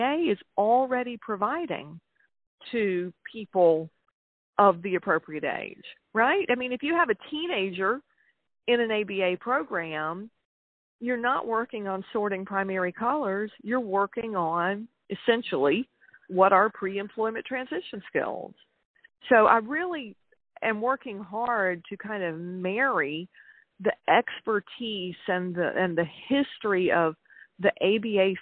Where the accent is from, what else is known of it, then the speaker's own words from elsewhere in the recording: South Carolina, United States; from my home state of South Carolina